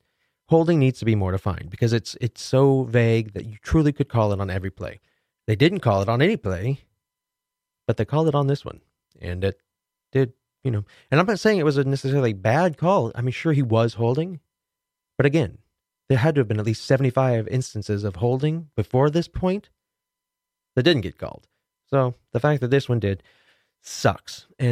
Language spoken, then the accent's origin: English; Kansas City, United States; the Kansas City Chiefs, my hometown team